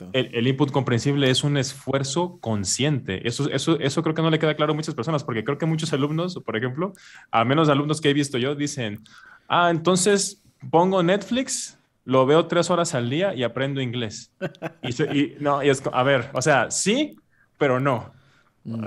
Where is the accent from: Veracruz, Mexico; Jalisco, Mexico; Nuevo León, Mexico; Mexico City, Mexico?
Veracruz, Mexico; first language Spanish; yo soy de Veracruz, en México, que está en la costa